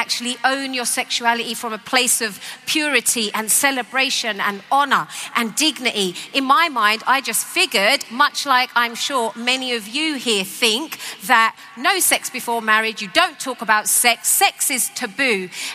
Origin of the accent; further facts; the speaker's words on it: London, United Kingdom; I grew up in East London